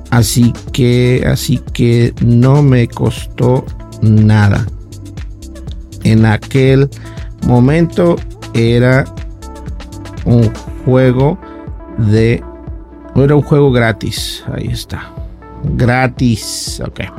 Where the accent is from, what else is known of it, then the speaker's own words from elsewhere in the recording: Mexico; Yo soy de acá de México